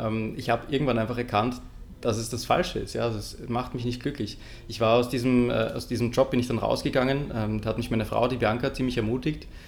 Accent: Lower Austria, Austria; moved away; also born or lived in Vienna; geboren in Wien und dann aufgewachsen in Niederösterreich

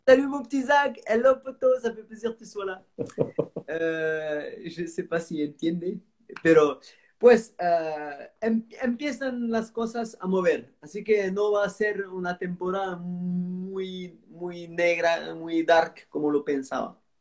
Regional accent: Marseille, Provence-Alpes-Côte d'Azur, France; Spanish is a second language; now in Antibes, France; yo, nací, en Marsella

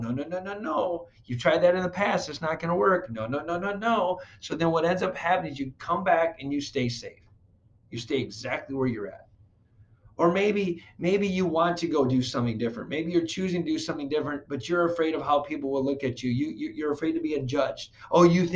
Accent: Flint, Michigan, United States; I grew up in Flint, Michigan, so a lot of people went to GM

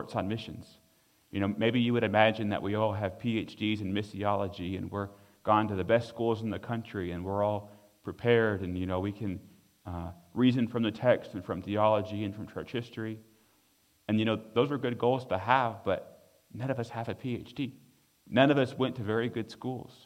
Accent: United States; being an American in a foreign place

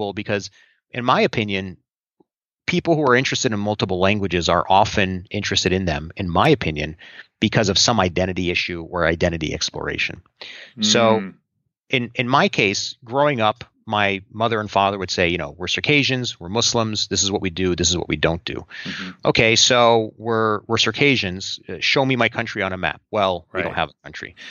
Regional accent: New Jersey, United States; also born or lived in Southern California; as a kid, we first lived in Southern California, then we moved out east to New Jersey when I was about 6 or 7 years old

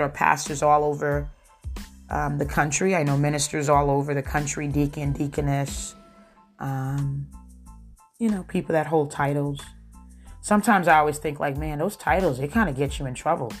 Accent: New Jersey, United States; I'm from New Jersey. We don't talk with our hands to the side. We talk with our hands

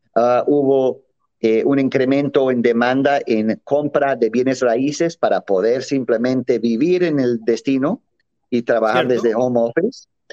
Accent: Mexico; en México también nos sentimos muy alejados

